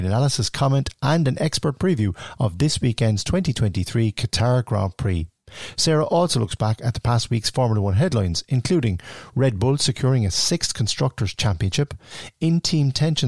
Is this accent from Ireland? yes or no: yes; Clonakilty, Munster, Ireland; my hometown club, Clonakilty RFC